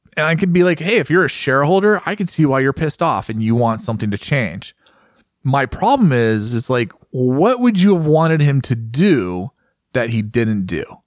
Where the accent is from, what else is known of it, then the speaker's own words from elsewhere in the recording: United States; As an American